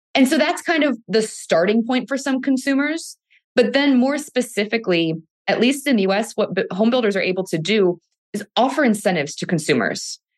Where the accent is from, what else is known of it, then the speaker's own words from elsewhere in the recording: Cleveland, Ohio, United States; moved away as an adult; now in California, United States; born and raised in Cleveland, Ohio, but I've lived in California now for the past ten years.